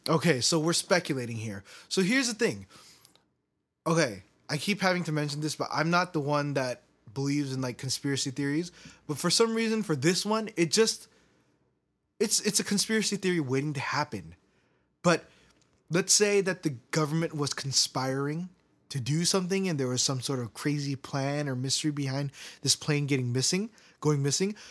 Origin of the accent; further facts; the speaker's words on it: United States; I believe that I'm American. I, I, I can't say that I'm Korean